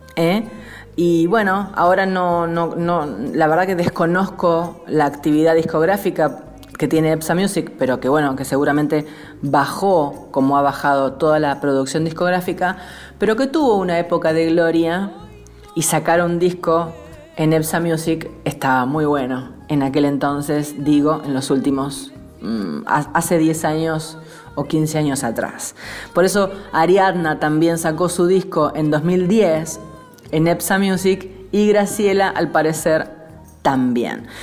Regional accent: San Nicolás de los Arroyos, Buenos Aires Province, Argentina; nombrando mi pueblo? Que no le gusta que le digamos pueblo, es, es ciudad. San Nicolás es ciudad

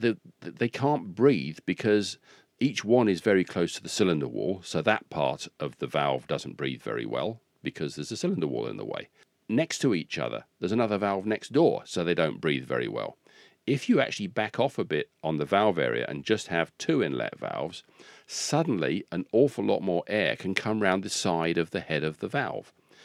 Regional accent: Rugby, West Midlands, United Kingdom; born there; I can say that because I was born in Rugby.

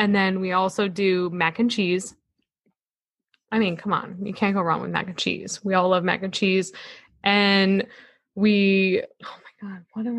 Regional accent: New Mexico, United States; I have very Hispanic blood. So we add green chili. We're from New Mexico

